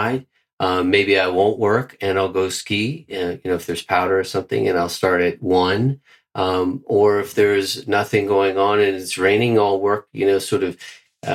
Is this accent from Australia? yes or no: no; Bermuda; moved away as an adult; also born or lived in Mexico; now in Switzerland; originally from Bermuda, and I have not lived in Bermuda probably for about 11 years